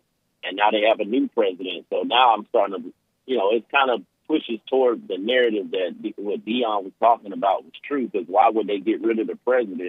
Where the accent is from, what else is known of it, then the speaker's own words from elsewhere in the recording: California, United States; born there; accent: country; I sound country, but I was born in California, so.